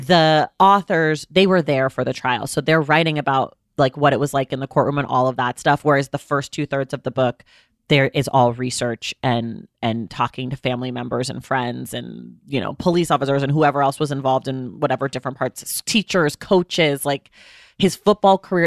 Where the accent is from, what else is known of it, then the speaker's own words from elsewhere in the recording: California, United States; I'm a Californian